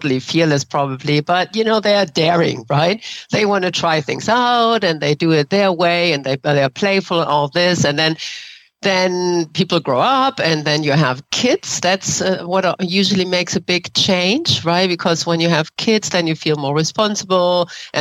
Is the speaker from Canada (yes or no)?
no; Germany; English is a second language; moved away as an adult; now in San Francisco, United States; I grew up in Germany